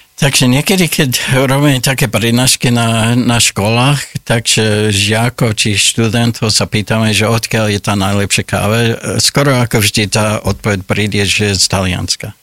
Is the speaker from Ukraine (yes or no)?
no; Olds, Alberta, Canada; Slovak is a second language; moved away as an adult; now in Slovakia; Ja som sa narodil v takom malom ako kanadskom meste, volá sa Olds a to je blízko Kalgária a na západe Kanady